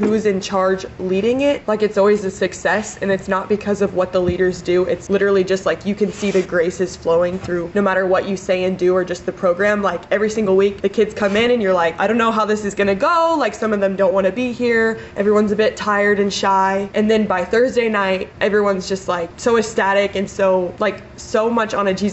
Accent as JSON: {"language": "English", "town": "Salina", "region": "Kansas", "country": "United States", "said": "I'm from Salina originally, and right now I'm going to be a senior at Case State"}